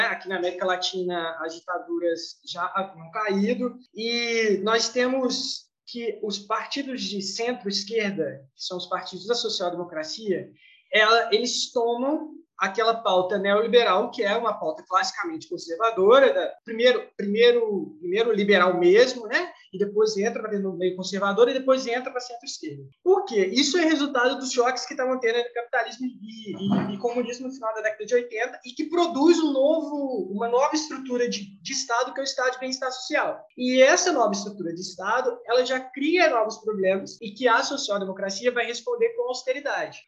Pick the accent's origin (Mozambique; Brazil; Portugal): Brazil; nós brasileiros